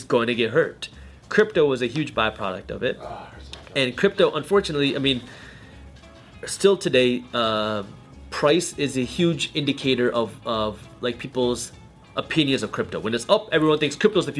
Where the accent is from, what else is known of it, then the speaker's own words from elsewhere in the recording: Michigan, United States; English is a second language; I was born in America. I was born in Michigan